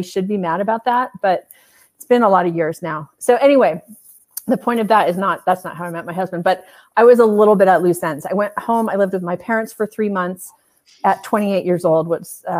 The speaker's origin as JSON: {"language": "English", "region": "California", "country": "United States", "moved": "as an adult", "said": "I was from California"}